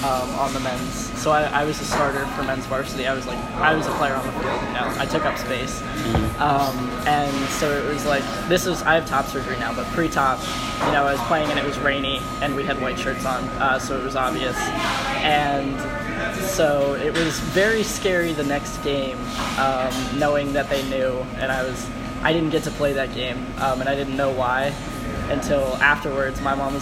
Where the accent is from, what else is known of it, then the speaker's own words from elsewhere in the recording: Colorado, United States; born there; I actually wasn't born in Maryland. I was born in Colorado.